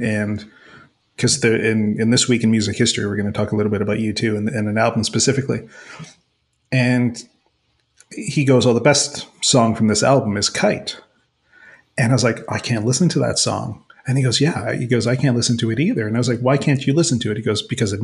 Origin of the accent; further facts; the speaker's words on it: Mississauga, Ontario, Canada; growing up in Streetsville, Mississauga